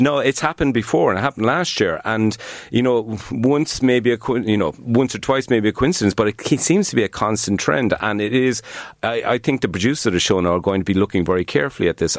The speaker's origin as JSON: {"language": "English", "town": "Cork", "region": "Munster", "country": "Ireland", "also_born_or_lived": "Dublin", "accent": "Cork", "moved": "yes", "said": "whenever I open my mouth, a Cork accent"}